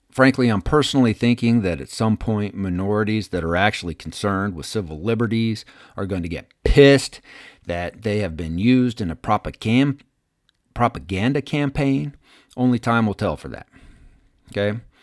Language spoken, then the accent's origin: English; United States; we as the American people